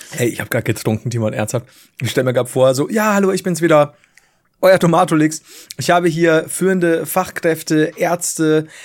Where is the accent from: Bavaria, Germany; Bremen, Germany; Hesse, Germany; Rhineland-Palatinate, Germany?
Bavaria, Germany; So, du, ich komme halt von unten aus Bayern.